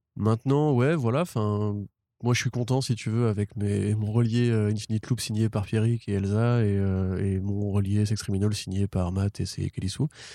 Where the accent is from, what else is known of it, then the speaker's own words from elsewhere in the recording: France; en tant que Français